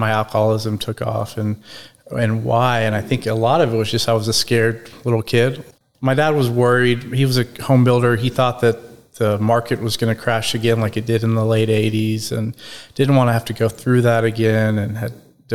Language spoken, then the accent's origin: English; Dallas, Texas, United States; I was born in Dallas, Texas. I'm the youngest of 3 boys. I'm 40. I grew up kind of North Dallas area, Preston Hollow area.